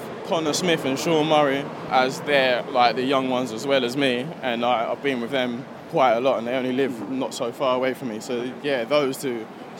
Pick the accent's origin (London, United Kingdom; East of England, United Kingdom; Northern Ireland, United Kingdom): East of England, United Kingdom; Watford; Yeah, I've grown up as a Watford boy all my life. When my mum and dad moved from, well, back home, they moved here.